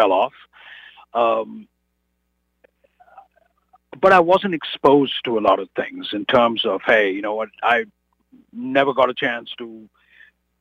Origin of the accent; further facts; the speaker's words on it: India; moved away as an adult; now in United States; I said, from India